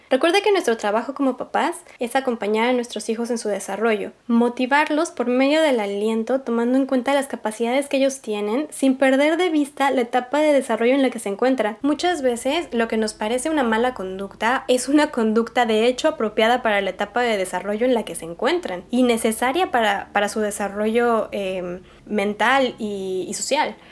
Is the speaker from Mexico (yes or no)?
yes; Mexico; yo crecí en México en los 90